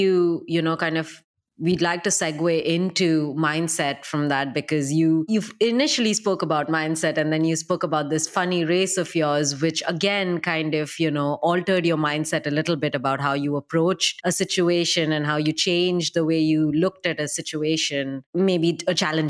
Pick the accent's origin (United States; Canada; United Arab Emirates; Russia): United Arab Emirates; I'm not Canadian, I'm Indian, and I grew up in the UAE.